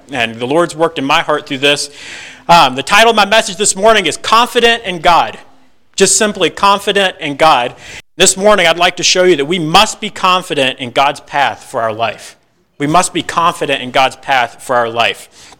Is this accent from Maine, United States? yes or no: no; Virginia, United States; moved away as an adult; I grew up in Virginia originally